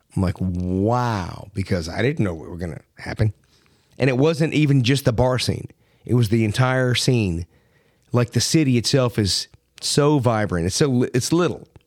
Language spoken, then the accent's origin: English; Miami, Florida, United States; moved away; also born or lived in Philadelphia; I grew up in Miami